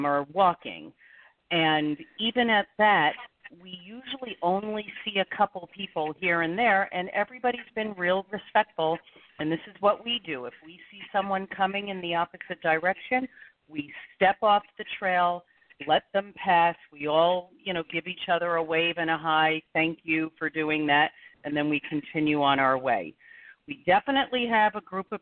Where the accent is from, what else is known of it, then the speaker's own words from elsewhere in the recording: New Jersey, United States; moved away as an adult; also born or lived in New York City; now in Scottsdale, United States; I am a Jersey girl. I was born in New York City, grew up in New Jersey, and 13 and a half years ago, I moved to Scottsdale